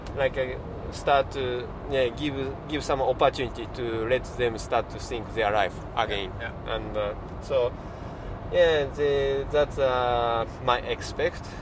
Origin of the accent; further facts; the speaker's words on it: Shizuoka, Japan; English is a second language; my hometown is Shizuoka. is kind of kind of mountain place